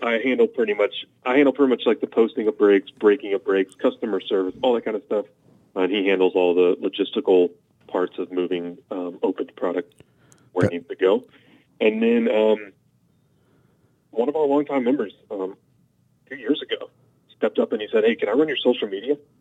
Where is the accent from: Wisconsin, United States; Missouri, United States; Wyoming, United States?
Missouri, United States; St. Louis; I was from St. Louis